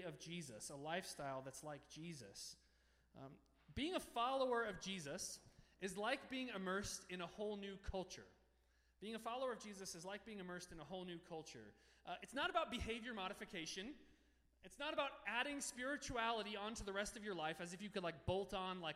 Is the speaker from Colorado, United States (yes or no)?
yes; Denver, Colorado, United States; moved away as an adult; also born or lived in Littleton, Colorado; now in Toronto, Canada; I had grown up in the Denver metro area